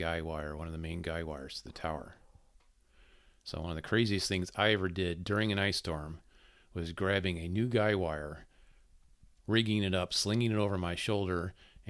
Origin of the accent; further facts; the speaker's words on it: Woodstock, Illinois, United States; now in Upper Peninsula, Michigan, United States; I grew up in Woodstock, Illinois, before moving up here.